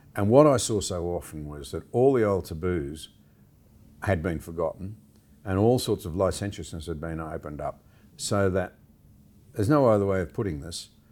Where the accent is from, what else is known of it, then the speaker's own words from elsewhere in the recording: Gunnedah, New South Wales, Australia; now in Canberra, Australia; I grew up in the Gunnedah area, went to school in Gunnedah